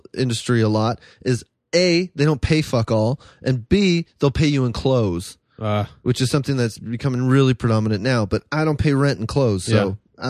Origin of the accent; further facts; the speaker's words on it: Canada; moved away; also born or lived in France; I'm from Canada